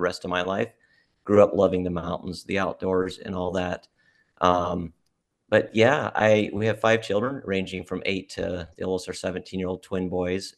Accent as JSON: {"language": "English", "region": "Montana", "country": "United States", "tie": "born or raised there", "moved": "as an adult", "lives_now": "Alaska, United States", "said": "I was born in Montana."}